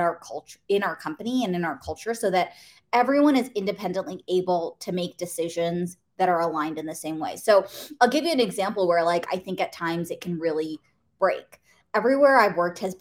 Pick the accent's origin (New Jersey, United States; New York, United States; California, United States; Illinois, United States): California, United States; the Bay Area; I grew up in the Bay Area.